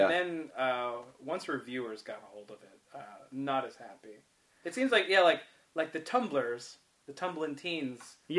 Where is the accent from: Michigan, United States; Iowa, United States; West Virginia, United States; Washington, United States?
West Virginia, United States; Wiley Ford; moved away; also born or lived in Cumberland, Maryland; I'm from Wiley Ford.